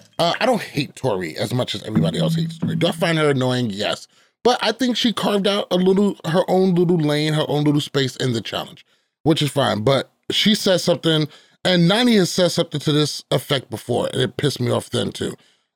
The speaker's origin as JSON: {"language": "English", "region": "New York", "country": "United States", "said": "In a polite way. I'm a New Yorker."}